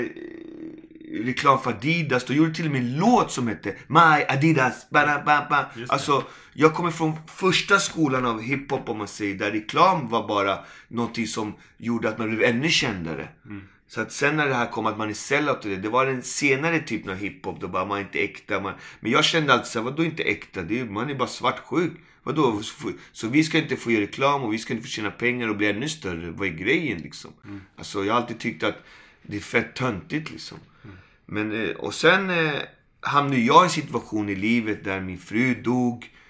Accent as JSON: {"language": "Swedish", "town": "Malmö", "region": "Skåne", "country": "Sweden", "also_born_or_lived": "Puerto Rico", "said": "jag kommer från Malmö"}